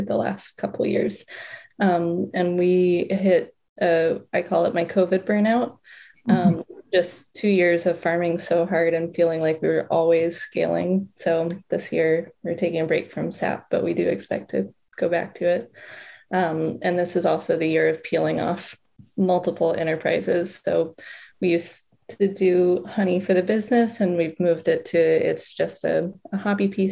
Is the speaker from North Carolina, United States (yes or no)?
yes; Western North Carolina, United States; now in Vermont, United States; Not originally from Vermont. I'm from North Carolina, from Western North Carolina